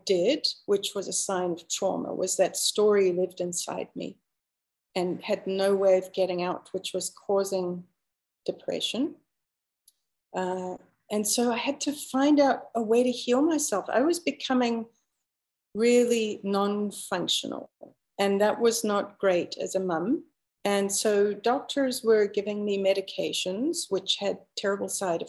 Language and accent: English; South Africa; moved away as an adult; now in Canada; I was born and raised in Africa for 30 years. And so I only immigrated to Canada when I was 28.